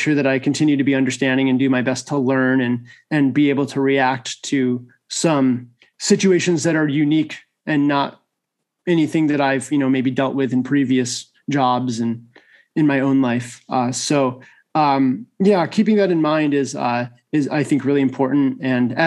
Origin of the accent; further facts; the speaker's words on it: Syracuse, New York, United States; moved away as an adult; also born or lived in Ithaca, New York; now in Texas, United States; I'm originally from Syracuse, New York